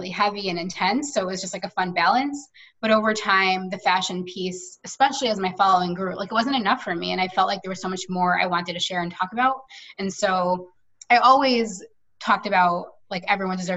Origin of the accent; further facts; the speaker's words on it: New York, United States; I've lived here my entire life